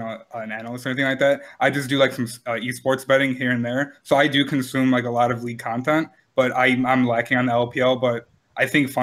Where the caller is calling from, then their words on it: Illinois, United States; I'm calling from Illinois